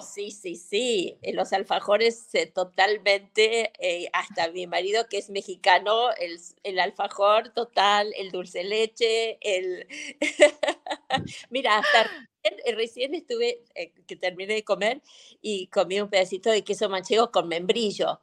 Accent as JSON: {"language": "Spanish", "country": "Argentina", "also_born_or_lived": "Los Angeles, United States / Venezuela", "moved": "as an adult", "lives_now": "Madrid, Spain", "said": "Argentina es mi origen, es, digo que soy argentina, pero viví en Los Ángeles 30 y, me fui a los 22 y viví 36 años en Los Ángeles."}